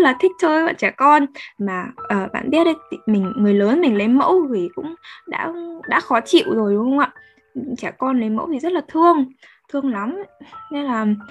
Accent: Northern Vietnam, Vietnam; accent: Northern (miền Bắc); giọng chúng mình miền Bắc

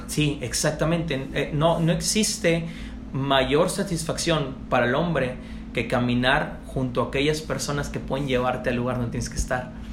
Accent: Tepic, Nayarit, Mexico; moved away as an adult; also born or lived in Sinaloa; empecé en Tepic, eh, de donde soy originario

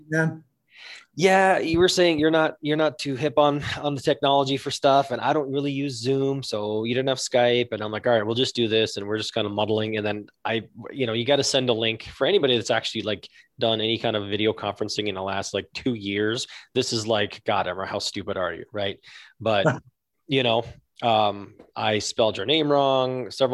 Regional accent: just north of Toronto, Ontario, Canada; moved away; also born or lived in Newmarket, Ontario / Holland Landing, Ontario; I grew up in Canada. I grew up just north of Toronto

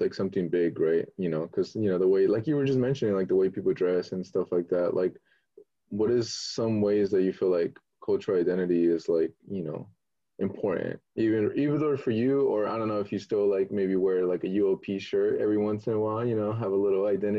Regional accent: Stockton, California, United States; accent: Californian; also born or lived in Mexico; I was from Mexico, right? And I came to Stockton, you know, and I did all my school there

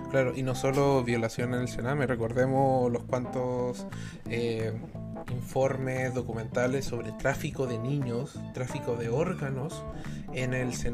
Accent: Chile; todos somos chilenos al fin y al cabo cuando nos vamos a dormir.

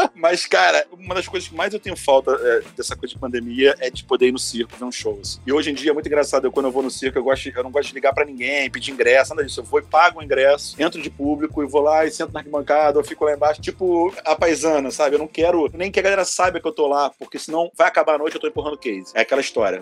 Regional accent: Rio de Janeiro, Brazil; Eu sou carioca carioca talvez que mais ama São Paulo que você conhece

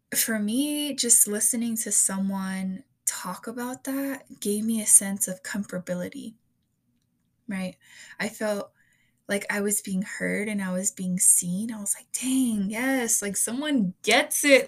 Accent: United States; i come from a hispanic and mexican household um, while also being born in the united states

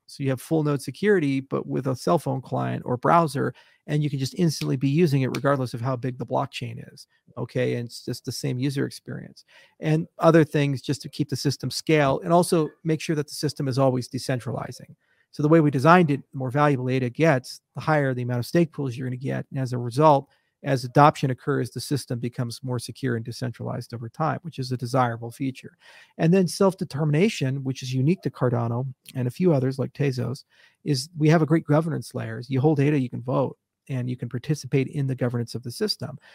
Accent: United States; As an American

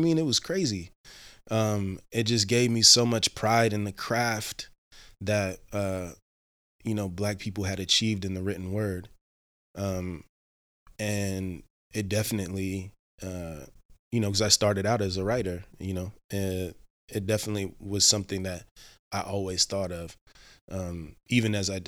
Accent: Cincinnati, Ohio, United States; Cincinnati, Ohio.

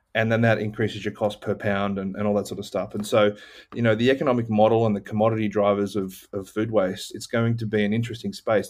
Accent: Cronulla, New South Wales, Australia; moved away; also born or lived in Austin, Texas, United States; being an Aussie, we lived right on, on a beach in a town called Cronulla, south

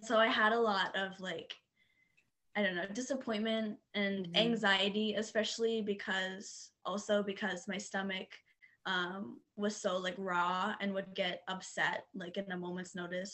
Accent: Dayton, Ohio, United States; also born or lived in Washington; i'm from um, dayton ohio

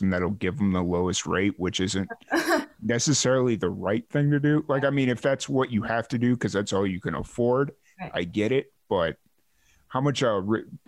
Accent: Chicago, Illinois, United States; now in Texas, United States; I grew up in Chicago, and I remember I lived on the south, or my family and I lived on

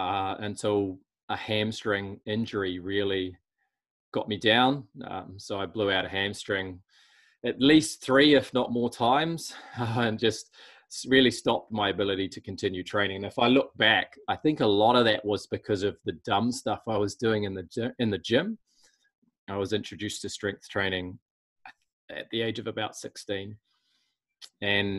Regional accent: Auckland, New Zealand; we grew up in Auckland

